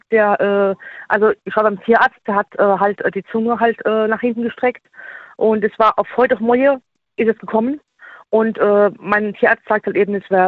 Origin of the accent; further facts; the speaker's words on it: Immelsheim, Germany; ich komme aus Immelsheim.